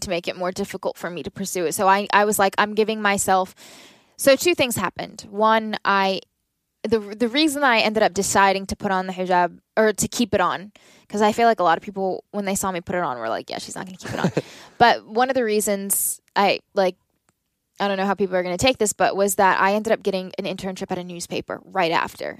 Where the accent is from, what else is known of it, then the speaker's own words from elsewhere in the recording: Southern Maryland, United States; I grew up in Southern Maryland